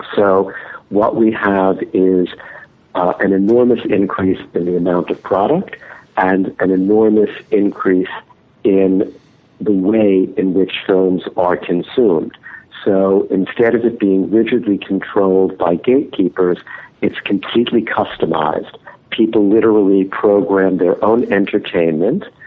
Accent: New York, United States; growing up in New York

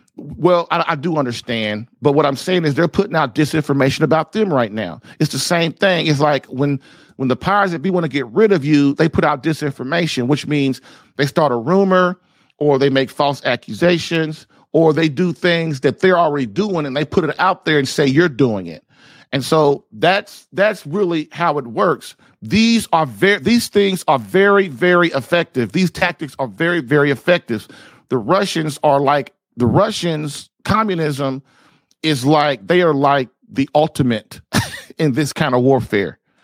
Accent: United States

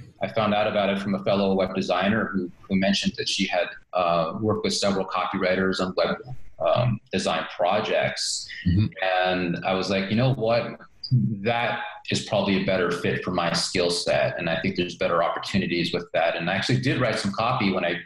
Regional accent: New York, United States; moved away; I grew up in New York and lived all over the U.S. Throughout the years

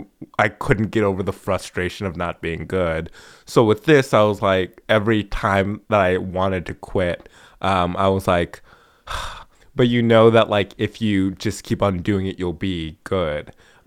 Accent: Los Angeles, California, United States; I'm just gonna go to Hollywood, and I'm from Los Angeles.

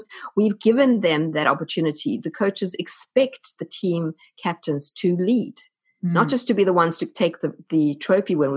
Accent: South Africa; accent: South African; moved away as an adult; You may notice my accent. I'm South African, and we moved across from South Africa when my oldest child was 12.

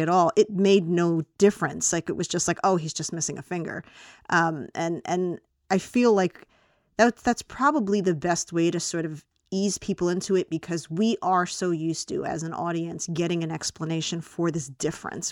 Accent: United States; as an American viewer

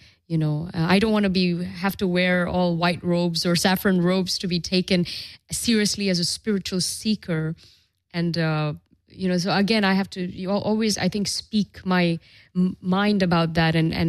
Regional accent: Dubai, United Arab Emirates; also born or lived in Europe; You know, I grew up in Dubai and the Middle East, and it was all Islamic. And then I lived in Europe. It's all very Christian.

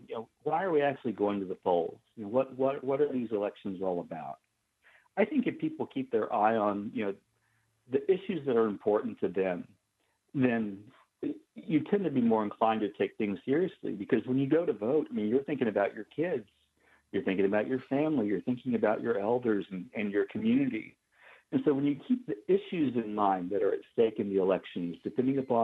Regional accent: Oklahoma, United States; I grew up in Oklahoma

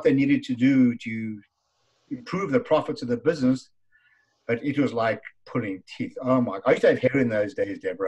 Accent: South Africa; moved away as an adult; now in Canada; as you can hear from my funny accent, I'm from South Africa. And I was imported to Canada 30 winters ago and still counting.

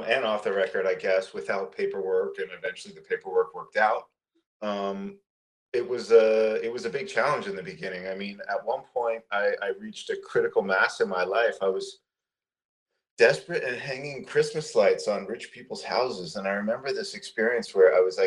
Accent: Toronto, Ontario, Canada; moved away as an adult; now in Los Angeles, United States; growing up in Toronto and the suburbs of Toronto

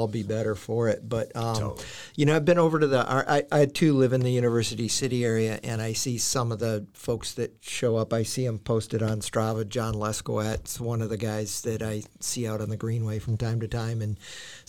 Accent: Wisconsin, United States; I grew up in Wisconsin.

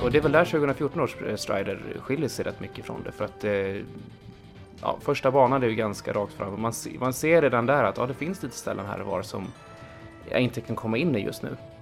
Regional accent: Uppsala, Uppsala County, Sweden; i Uppsala där jag växte upp

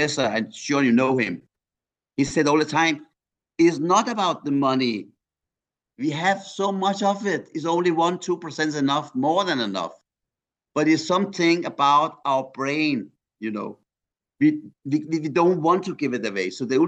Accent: Iran; now in Denmark; I'm from Iran

